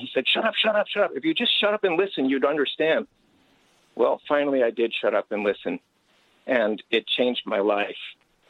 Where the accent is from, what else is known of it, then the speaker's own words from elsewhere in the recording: Lehigh Valley, Pennsylvania, United States; moved away; also born or lived in California; I grew up in Pennsylvania, Lehigh Valley, singing patriotic songs in public school.